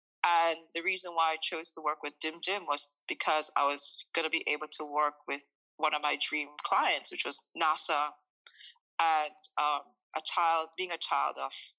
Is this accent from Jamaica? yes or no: yes; Jamaica; So I'm originally from Jamaica, a small country, and ever since I was maybe 5 years old, I have been attracted to construction sites